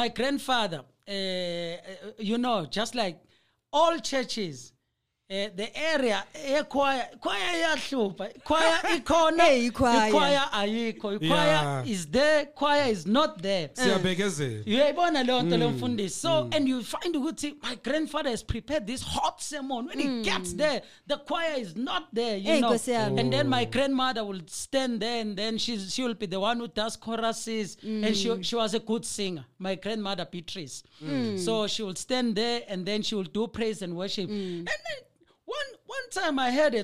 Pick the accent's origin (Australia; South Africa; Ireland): South Africa; Durban, KwaZulu-Natal; I was born in Gwamashu, in Durban.